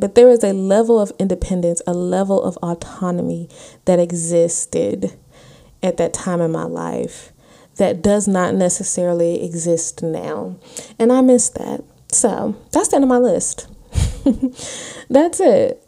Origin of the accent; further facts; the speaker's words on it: North Carolina, United States; moved away as an adult; I moved away from North Carolina. I was. Lord, I was 27 in 2016